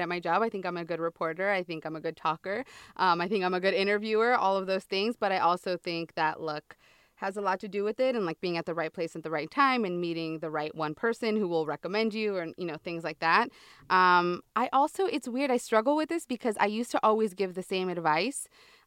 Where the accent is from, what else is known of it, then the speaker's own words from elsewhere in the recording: San Diego, California, United States; I'm from San Diego, town. So I'm a border girl.